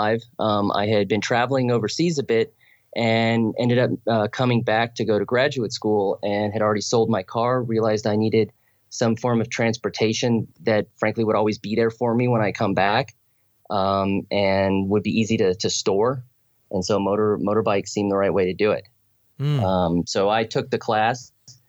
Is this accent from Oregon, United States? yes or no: no; Los Angeles, California, United States; moved away as an adult; also born or lived in South Sudan; now in Lake Atitlan, Guatemala; I'm from Los Angeles, California, and I currently live in Lake Atitlan, Guatemala